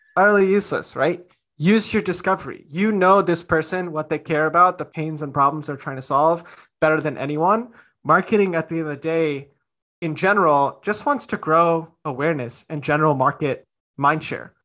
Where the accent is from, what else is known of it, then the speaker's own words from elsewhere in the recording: India; as an Indian